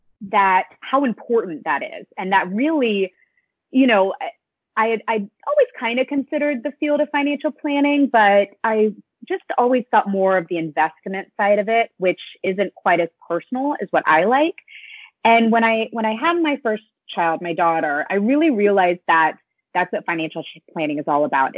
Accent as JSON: {"language": "English", "region": "North Carolina", "country": "United States", "moved": "yes", "lives_now": "Westchester, United States", "said": "I live in Westchester, New York. I'm from North Carolina"}